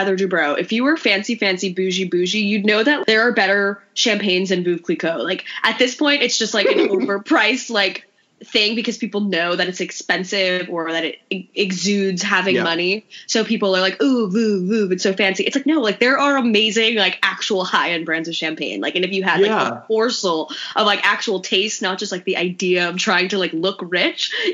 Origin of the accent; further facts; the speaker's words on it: New York, United States; I'm a New Yorker